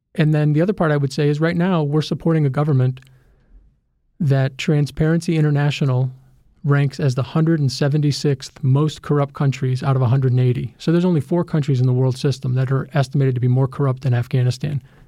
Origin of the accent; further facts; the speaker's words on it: United States; as an American